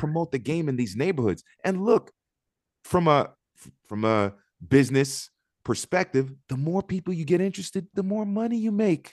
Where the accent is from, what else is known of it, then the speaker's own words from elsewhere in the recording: Miami, Florida, United States; also born or lived in Augusta, Georgia; I grew up in Miami